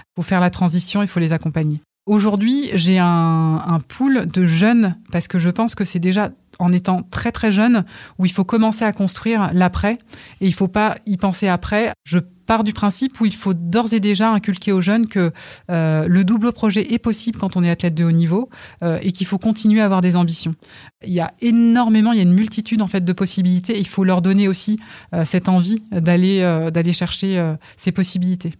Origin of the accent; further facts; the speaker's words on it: Val-de-Reuil, Normandy, France; also born or lived in Congo; Val d'Oreuil, euh, c'est ma maison. c'est là où j'ai grandi.